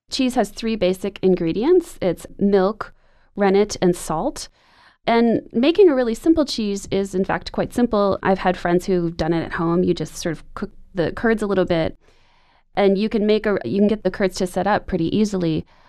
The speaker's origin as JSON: {"language": "English", "region": "Wisconsin", "country": "United States", "tie": "born or raised there", "said": "When I was a kid growing up in Wisconsin"}